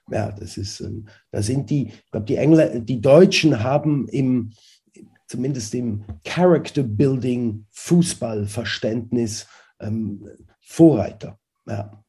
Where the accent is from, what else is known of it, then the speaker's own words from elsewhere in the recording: Zurich, Switzerland; und dann in Zürich äh, aufgewachsen oder in der Schweiz aufgewachsen